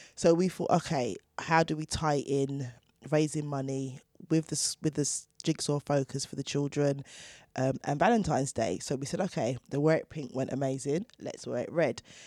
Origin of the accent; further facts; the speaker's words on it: Chingford, London, United Kingdom; I grew up in Chingford with six brothers and sisters